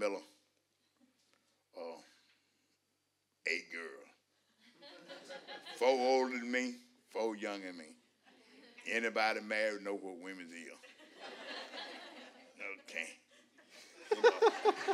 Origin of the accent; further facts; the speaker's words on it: West Point, Georgia, United States; I was born in West Point, Georgia, 61 years ago.